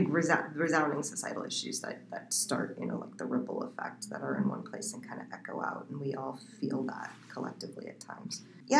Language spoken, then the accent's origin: English; Iowa, United States; also born or lived in Colorado; I'm actually from Iowa.